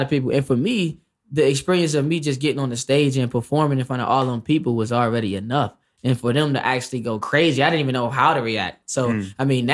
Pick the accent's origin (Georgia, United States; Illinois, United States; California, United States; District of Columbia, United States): District of Columbia, United States; Washington; I'm from D.C.